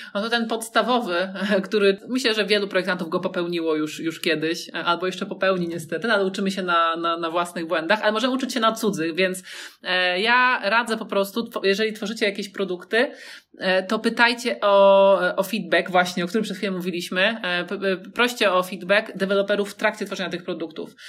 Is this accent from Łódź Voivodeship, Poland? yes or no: yes; Łódź, Łódź Voivodeship, Poland; ja jestem z Łodzi